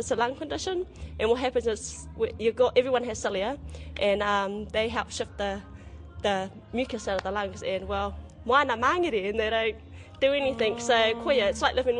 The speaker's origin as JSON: {"language": "English", "town": "Whangarei", "region": "Northland", "country": "New Zealand", "tie": "born or raised there", "also_born_or_lived": "Kaikohe", "said": "I was a home birth. And then we ended up moving to Whangarei, and that's where I grew up. So, Smedens Drive"}